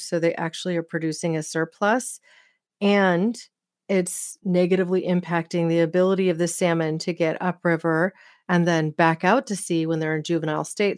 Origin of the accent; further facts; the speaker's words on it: Oregon, United States; from Hood River, Oregon, my home state